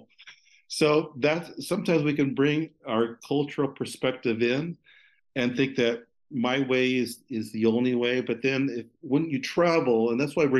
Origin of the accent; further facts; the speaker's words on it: California, United States; also born or lived in Italy; as a Californian